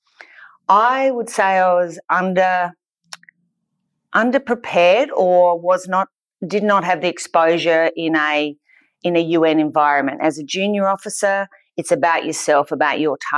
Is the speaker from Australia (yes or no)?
yes; Australia; I am an Australian